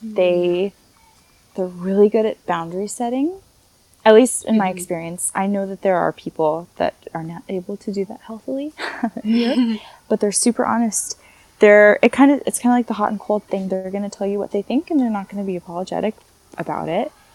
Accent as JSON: {"language": "English", "country": "United States", "also_born_or_lived": "Paris region, France", "moved": "as an adult", "lives_now": "France", "said": "I'm American. I'm proud to be an American. I love where I grew up"}